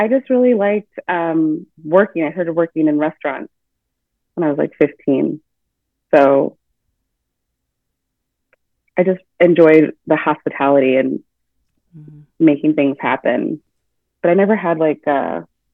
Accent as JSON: {"language": "English", "town": "Vancouver", "region": "Washington", "country": "United States", "tie": "born or raised there", "said": "I grew up in Vancouver, where I went to school"}